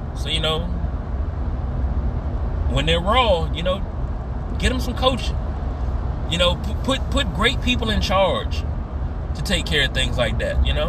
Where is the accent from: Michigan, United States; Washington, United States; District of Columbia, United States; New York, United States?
District of Columbia, United States; Washington; moved away; also born or lived in Fredericksburg, Virginia; where I grew up at, off of South Dakota Avenue and Northeast DC to Riggs Road